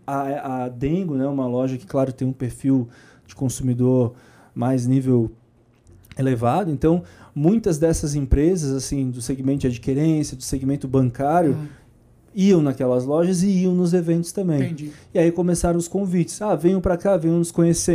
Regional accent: Florianópolis, Santa Catarina, Brazil; moved away; Eu nasci lá, né? É. Então eu voltei para lá.

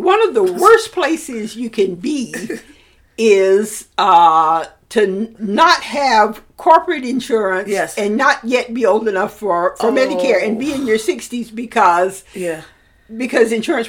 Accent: Alabama, United States; moved away; the library in my hometown invited me.

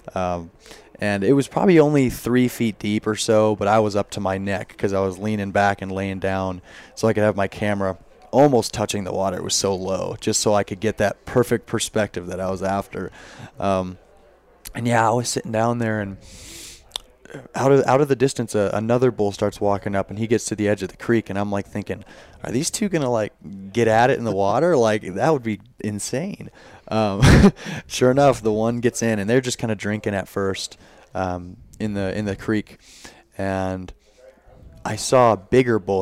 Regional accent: Orlando, Florida, United States; also born or lived in Wyoming; now in Jackson, Wyoming, United States; I'm originally from Orlando, Florida, so I haven't been I haven't lived in Wyoming my whole life. I moved out here with my family

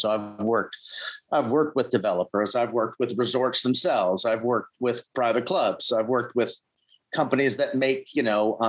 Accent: Boston, Massachusetts, United States; moved away as an adult; also born or lived in Maine; I grew up in Boston

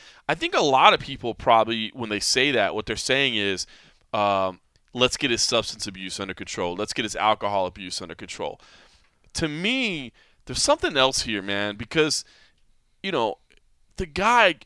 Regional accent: Texas, United States; I'm from Texas

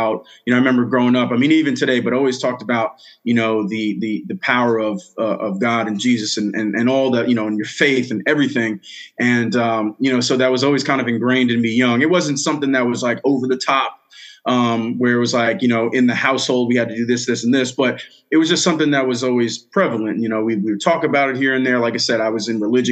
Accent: Bellport, New York, United States; So I'm originally from Long Island, New York, grew up in Bellport, smaller town, eastern South Shore, Long Island

